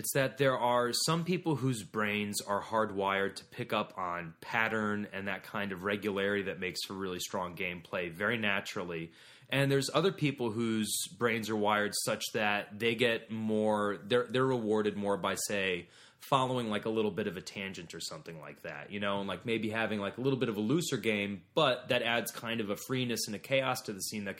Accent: Ohio, United States; I'm from Ohio.

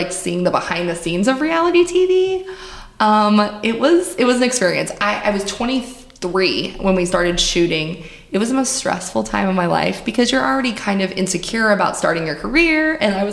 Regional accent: Springfield, Missouri, United States; also born or lived in Greenville, Mississippi; I grew up in Springfield, Missouri, and I was an athlete.

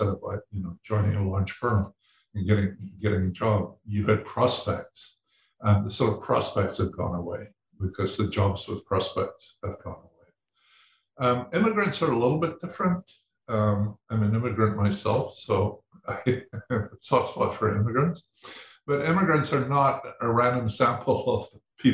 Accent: Edinburgh, Scotland, United Kingdom; when I was born in Edinburgh

